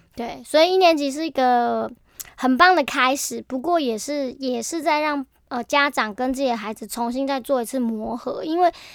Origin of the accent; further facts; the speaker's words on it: Taiwan; 我们台湾人的民族性